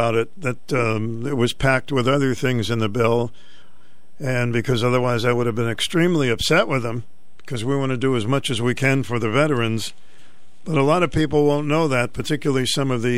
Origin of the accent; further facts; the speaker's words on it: Boston, Massachusetts, United States; I'm from Boston